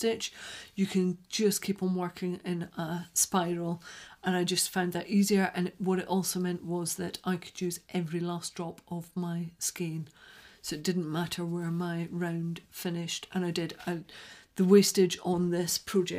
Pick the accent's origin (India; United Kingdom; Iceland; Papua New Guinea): United Kingdom; Scotland; accent: Scottish; moved away; I sound quite a lot more Scottish today than I usually do.